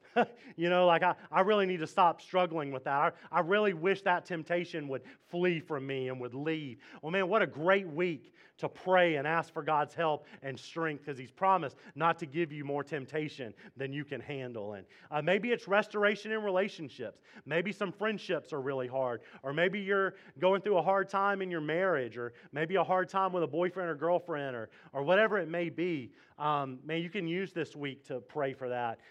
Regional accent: Mississippi, United States; now in Fredericksburg, United States; I am from Mississippi.

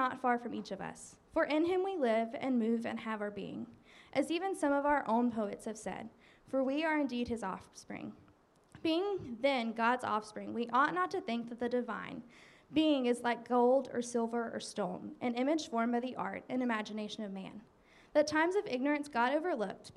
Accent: Mississippi, United States; moved away as an adult; now in Fredericksburg, United States; I'm a teacher from Mississippi.

